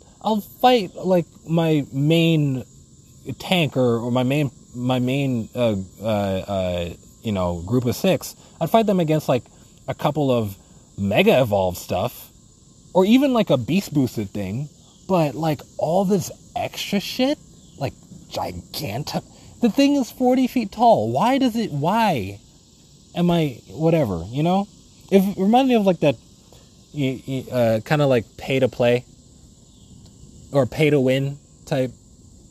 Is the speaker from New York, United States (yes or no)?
yes; New York City, New York, United States; Definitely a Brooklynite, born, raised